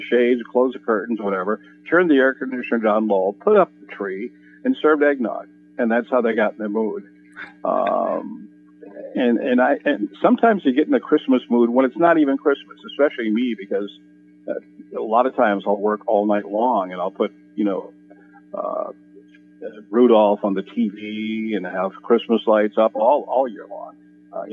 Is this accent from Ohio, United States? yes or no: no; Minnesota, United States; moved away; I grew up in Minnesota